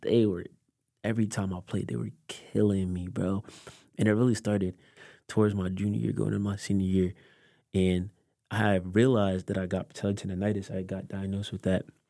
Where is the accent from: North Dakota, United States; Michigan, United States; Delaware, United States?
Delaware, United States; growing up in Delaware, parents are from Haiti